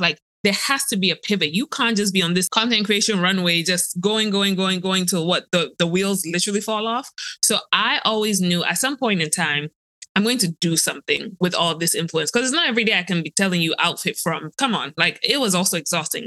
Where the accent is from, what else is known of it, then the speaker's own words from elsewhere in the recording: Ghana; I'm a girl from Ghana